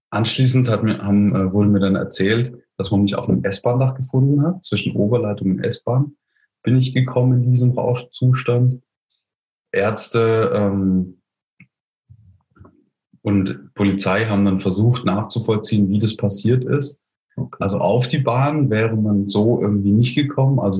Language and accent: German; Heidelberg, Baden-Württemberg, Germany; Ich komme aus Heidelberg